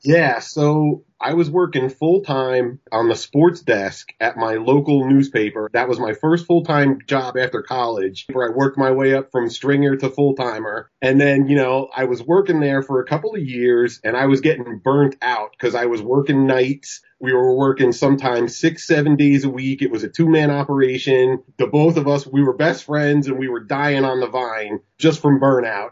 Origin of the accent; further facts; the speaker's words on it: Pennsylvania, United States; moved away as an adult; also born or lived in New York; when I was growing up in Pennsylvania